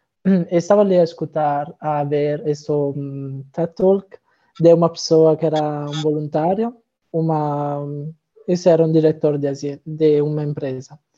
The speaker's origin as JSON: {"language": "Portuguese", "country": "Italy", "second_language": "Portuguese", "moved": "as an adult", "lives_now": "Braga, Portugal", "said": "tenho 23 anos, sou italiano."}